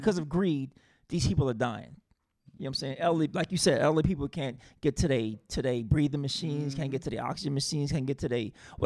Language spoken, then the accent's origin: English; South Carolina, United States; I'm from South Carolina